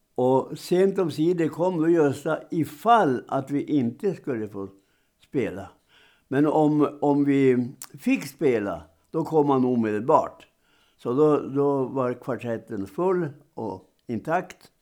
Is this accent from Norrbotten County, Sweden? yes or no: yes; Roknäs, Norrbotten County, Sweden; hemma i, i min hembygd eh, och by, Roknäs utanför Piteå